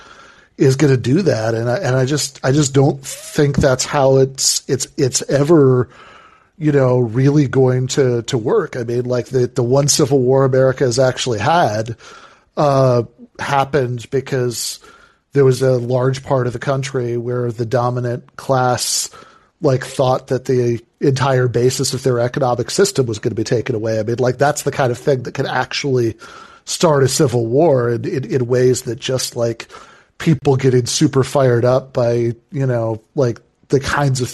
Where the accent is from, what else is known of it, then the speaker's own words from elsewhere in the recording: Michigan, United States; my home state of Michigan